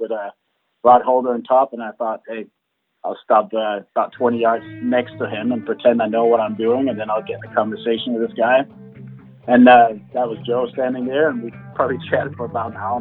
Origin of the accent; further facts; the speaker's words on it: just outside Copenhagen, Capital Region of Denmark, Denmark; moved away; I grew up in just outside Copenhagen, Denmark, so over in Europe